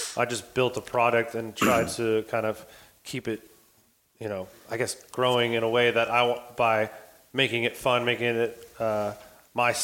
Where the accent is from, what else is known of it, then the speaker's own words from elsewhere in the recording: United States; moved away as an adult; now in Bali, Indonesia; I'm originally from America, but started traveling